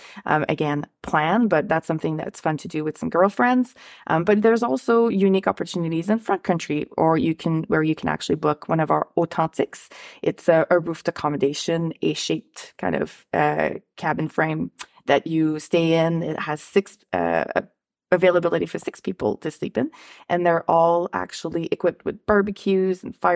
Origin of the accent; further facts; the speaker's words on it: Ottawa, Ontario, Canada; Like, the Rideau Canal is a place, I'm from Ottawa, so I get to enjoy it, but I kind of forget